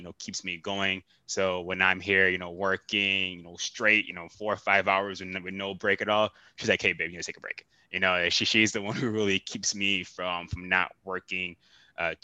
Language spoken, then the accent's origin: English; Miami, Florida, United States; moved away; growing up in Miami, I was always outside playing basketball